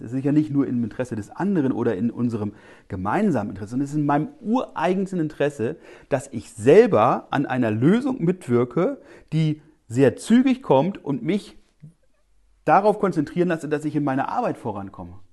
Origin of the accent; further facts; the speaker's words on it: eastern Lower Saxony, Germany; ich komme aus dem Osten Niedersachsens